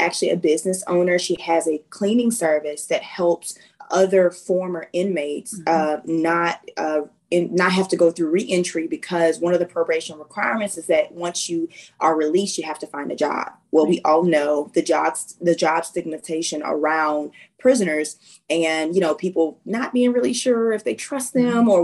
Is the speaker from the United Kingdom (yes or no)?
no; Arkansas, United States; moved away as an adult; I am originally from Arkansas, even though military life finds me all across the world.